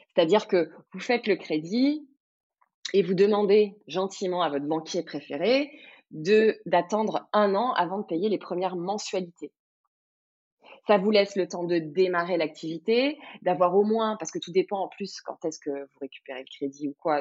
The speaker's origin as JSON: {"language": "French", "town": "Cannes", "region": "Provence-Alpes-Côte d'Azur", "country": "France", "tie": "born or raised there", "said": "je suis de la Côte d'Azur, je suis de Cannes, je suis originaire du coin"}